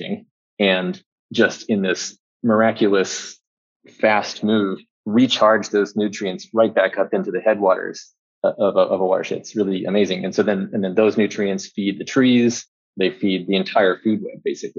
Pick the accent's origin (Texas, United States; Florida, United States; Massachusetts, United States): Texas, United States; rural; I grew up in Texas, in rural Texas. I spent every spare moment I had playing in the creek.